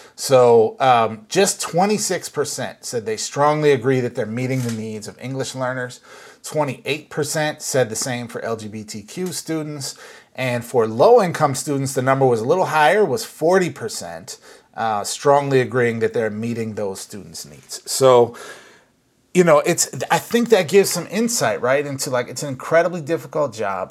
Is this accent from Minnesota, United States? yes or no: yes; Minnesota, United States; now in California, United States; I was actually uh, back in my home state uh, of Minnesota